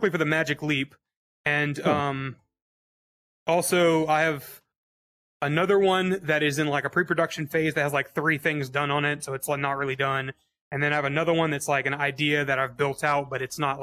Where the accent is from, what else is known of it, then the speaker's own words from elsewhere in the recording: Georgia, United States; moved away as an adult; also born or lived in Atlanta; I am from Georgia